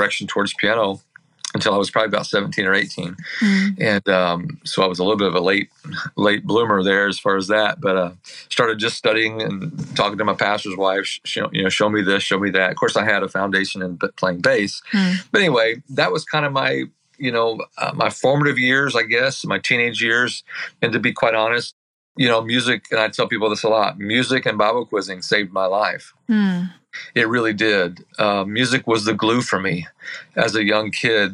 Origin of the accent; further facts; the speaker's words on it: Herrin, Illinois, United States; also born or lived in Centralia, Illinois; I grew up in Illinois, Southern Illinois to be exact, in a little town called Herron, Illinois